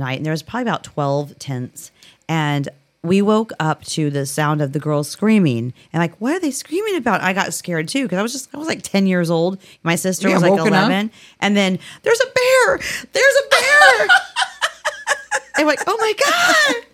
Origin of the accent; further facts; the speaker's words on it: Inglis, Florida, United States; Inglis, where I'm my hometown.